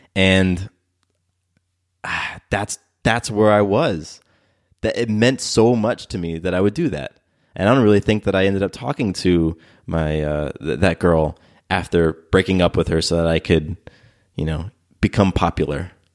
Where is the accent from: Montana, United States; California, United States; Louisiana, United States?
California, United States; Del Mar; now in Atlanta, United States; I was born in Southern California. I was born in this town just above San Diego called Del Mar